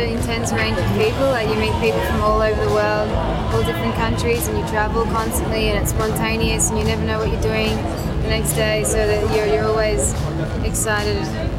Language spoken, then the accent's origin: English; Melbourne, Victoria, Australia; I'm from Melbourne, Australia.